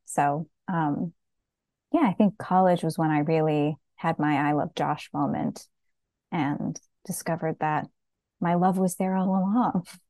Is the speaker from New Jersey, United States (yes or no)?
yes; New Jersey, United States; now in Western New York, United States; I was raised in New Jersey, and now I live in Western New York.